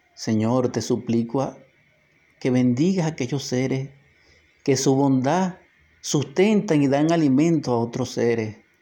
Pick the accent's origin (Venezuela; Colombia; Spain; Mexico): Venezuela; nuestra Venezuela